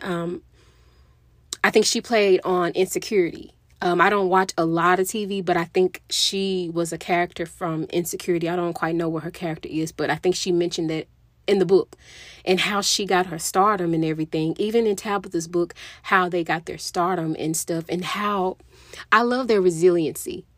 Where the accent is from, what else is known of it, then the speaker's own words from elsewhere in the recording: Mississippi, United States; moved away as an adult; now in Texas, United States; I was born and raised in Mississippi. I lived in Mississippi basically my whole life.